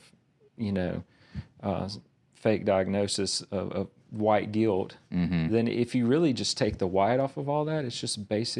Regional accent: Verona, United States; So I grew up on Martin Luther King Drive in a little town called Verona. And so it's very much a marginalized part of town

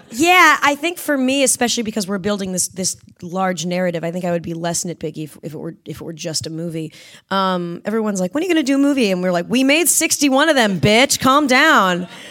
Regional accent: Southern California, United States; growing up in Southern California

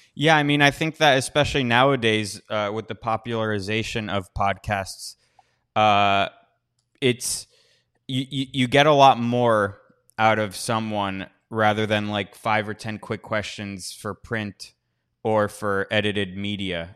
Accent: United States; I'm an American

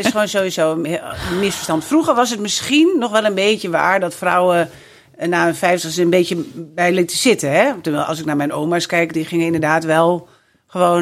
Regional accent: Drachten, Friesland, Netherlands; moved away as an adult; also born or lived in Amsterdam; now in Friesland, Netherlands; ik ben geboren en getogen in Drachten

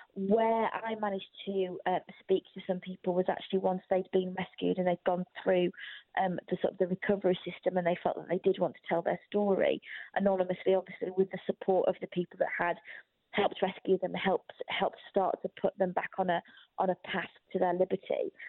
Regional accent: United Kingdom; I didn't grow up in Albania, I grew up in Britain

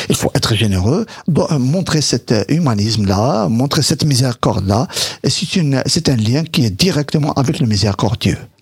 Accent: Morocco; moved away; c'est ce que je vivais moi de mon enfance euh, au Maroc

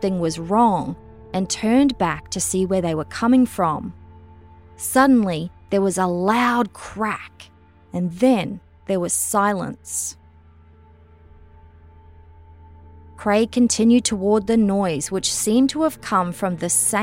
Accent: Australia; moved away; I'm obviously originally from Australia

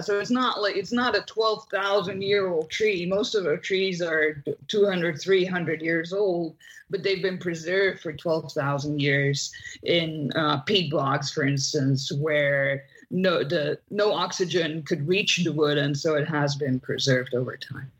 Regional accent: Belgium; moved away; I'm from Belgium originally.

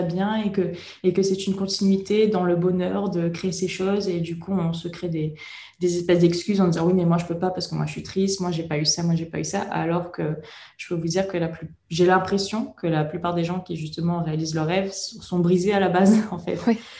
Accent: Réunion; je viens de La Réunion

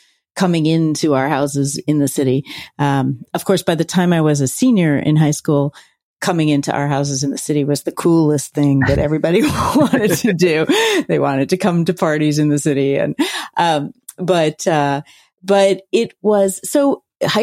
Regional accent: Philadelphia, Pennsylvania, United States; I grew up in Center City, Philadelphia

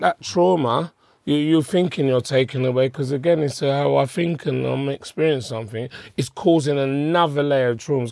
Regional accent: London, United Kingdom; I was born in Hackney

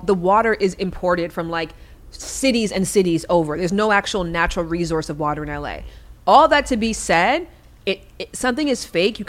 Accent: Canada; I think being Canadian is actually a massive benefit in America for that reason, because we are genuinely interested in other people.

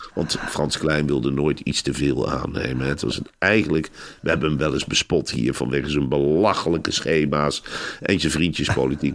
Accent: Velp, Gelderland, Netherlands; ik ben in Arnhem-Velp opgegroeid

